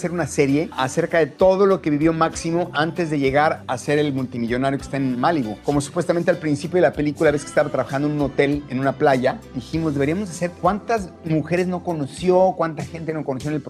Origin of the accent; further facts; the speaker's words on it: Mexico; Entonces yo, yo peleé mucho eso, de que no podía yo como mexicano permitir que se cometieran esos errores.